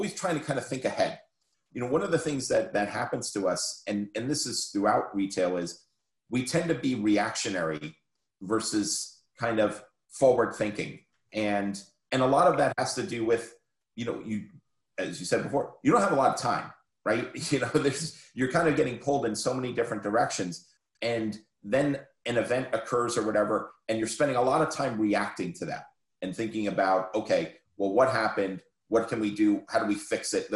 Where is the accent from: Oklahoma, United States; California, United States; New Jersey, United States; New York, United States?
New Jersey, United States; I grew up in New Jersey